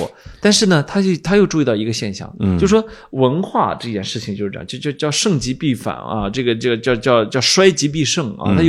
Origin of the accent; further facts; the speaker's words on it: Shandong, China; accent: Shandong dialect; now in Beijing, China; 因为我回山东，我们老家的小孩儿，